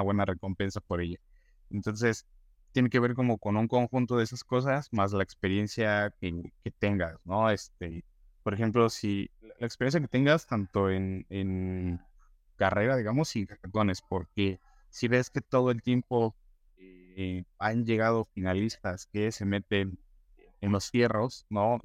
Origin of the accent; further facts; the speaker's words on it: Mexico; como mexicanos o latinos